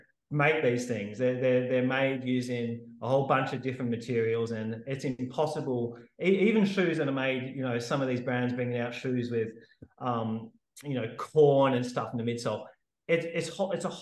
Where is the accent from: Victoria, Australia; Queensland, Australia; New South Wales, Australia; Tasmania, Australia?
New South Wales, Australia; Sydney; moved away as an adult; also born or lived in Perth; now in Western Australia, Australia; I'm living in Frio in WA at the moment, but I grew up in Sydney